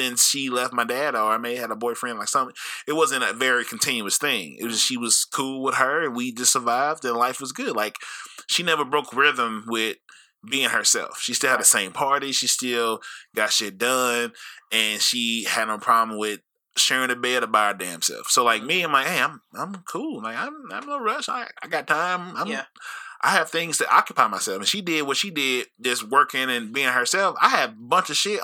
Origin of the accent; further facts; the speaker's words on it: St. Louis, Missouri, United States; moved away; also born or lived in Colorado; growing up, I understand like what works well in St. Louis